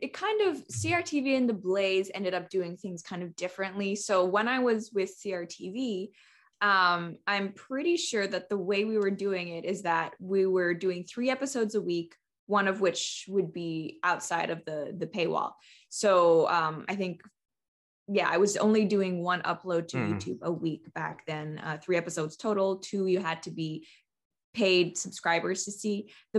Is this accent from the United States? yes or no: no; Canada; And so I'm one of those third culture kids that's pretty common with expat families. I am Canadian, but I've done very little of my schooling here.